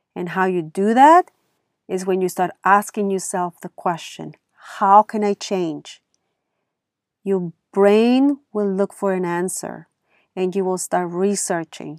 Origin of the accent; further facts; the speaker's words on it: Germany; accent: thick accent; now in California, United States; I grew up in Germany, And over there, sports is a must in schools.